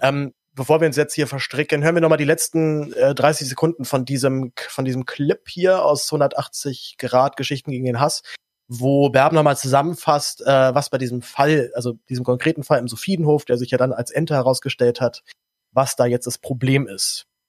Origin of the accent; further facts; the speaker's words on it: Berlin, Germany; auch als Berliner